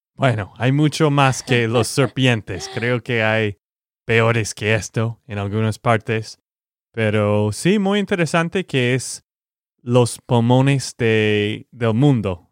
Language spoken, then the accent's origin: Spanish; Texas, United States; de Texas, Estados Unidos